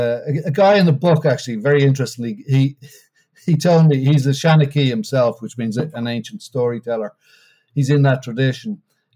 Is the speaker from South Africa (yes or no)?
no; Bray, Leinster, Ireland; also born or lived in Washington, District of Columbia, United States / Bucks County; now in Philadelphia, United States; Bray, which is in County Wicklow, my hometown.